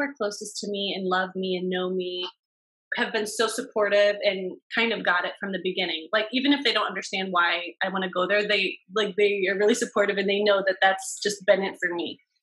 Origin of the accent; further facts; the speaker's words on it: Cleveland, Ohio, United States; I'm from Cleveland and I went to Case Western for my undergrad